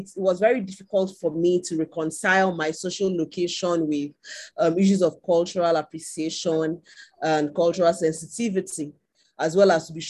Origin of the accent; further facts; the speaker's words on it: Nigeria; as Patrick has mentioned. I'm in Nigeria. I am Nigerian.